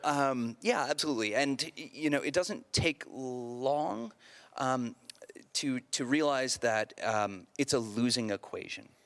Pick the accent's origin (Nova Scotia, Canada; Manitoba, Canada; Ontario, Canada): Ontario, Canada; outside Toronto; I grew up outside Toronto